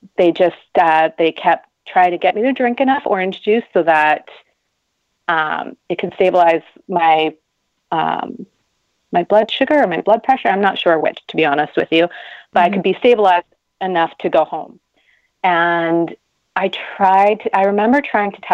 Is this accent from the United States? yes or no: no; Canada; I'm Canadian